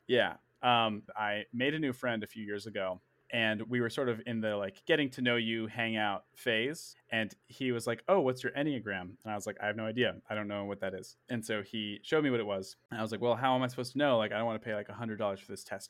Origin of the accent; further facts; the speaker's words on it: Princeton, Massachusetts, United States; I was born and raised in Princeton, Massachusetts